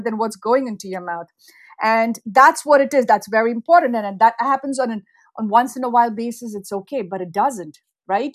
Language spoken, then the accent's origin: English; India; moved away as an adult; now in United States; I grew up in India